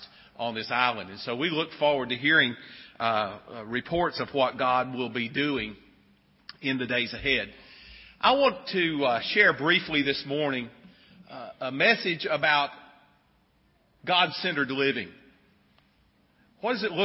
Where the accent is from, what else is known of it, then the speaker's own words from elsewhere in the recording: Sylva, North Carolina, United States; I grew up in Silva, North Carolina, I didn't really grow up even in town